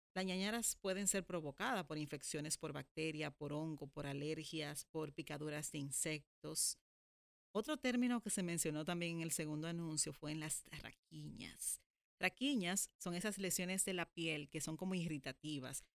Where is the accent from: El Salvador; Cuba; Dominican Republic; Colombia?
Dominican Republic; en mi país, en República Dominicana